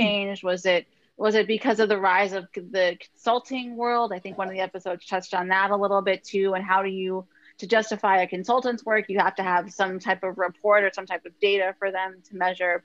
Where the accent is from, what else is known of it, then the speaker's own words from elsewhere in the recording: United States; moved away as an adult; now in Albania; I'm an American expat currently in Albania